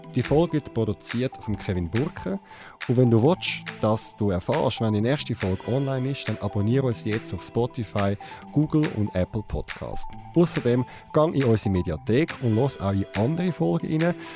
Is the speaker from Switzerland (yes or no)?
yes; Zurich, Switzerland; Ich bin in Zürich aufgewachsen, im Kreis 8